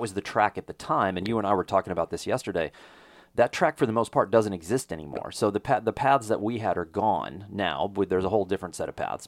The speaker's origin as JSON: {"language": "English", "region": "Texas", "country": "United States", "tie": "born or raised there", "said": "a Texas public school survivor"}